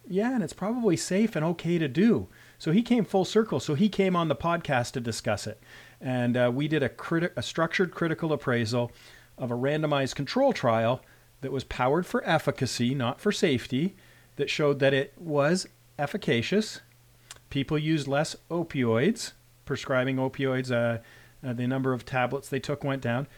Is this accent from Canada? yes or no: yes; Canada; I'm a Canadian physician. I'm also a rural physician.